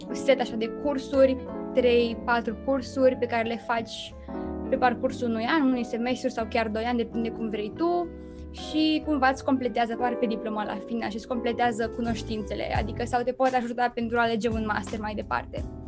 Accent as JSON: {"language": "Romanian", "country": "Romania", "moved": "yes", "lives_now": "Netherlands", "said": "sunt româncă"}